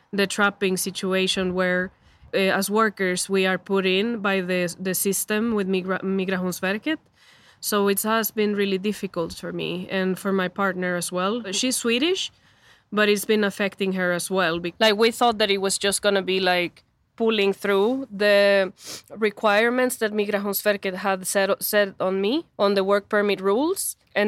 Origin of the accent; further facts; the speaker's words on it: El Salvador; English is a second language; moved away as an adult; now in Sweden; I am from El Salvador. I've been in Sweden for around 7 years, and I've been on the work permit for almost 4 years.